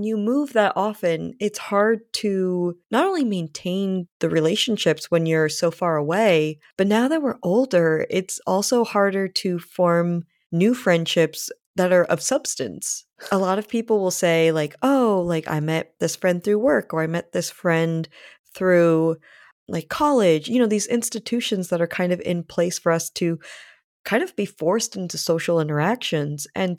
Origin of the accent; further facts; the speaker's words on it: Rhode Island, United States; also born or lived in Canada / California / New York / Connecticut; now in Massachusetts, United States; So I have lived in California. I was raised in Rhode Island. I also lived in New York, both in the city and on Long Island, Connecticut. And I'm currently in Massachusetts.